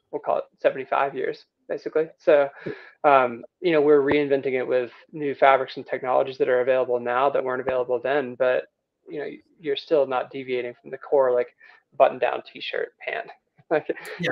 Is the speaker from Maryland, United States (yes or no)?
no; Rome, Georgia, United States; moved away as an adult; also born or lived in Vail, Colorado; now in Telluride, United States; I grew up in Rome, Georgia